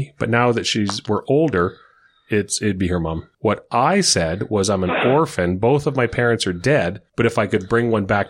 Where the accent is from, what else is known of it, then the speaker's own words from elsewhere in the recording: Saskatchewan, Canada; I guess I'm from Saskatchewan.